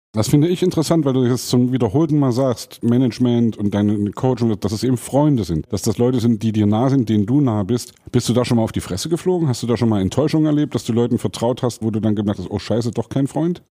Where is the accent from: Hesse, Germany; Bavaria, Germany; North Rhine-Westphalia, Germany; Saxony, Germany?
Saxony, Germany; als Sachse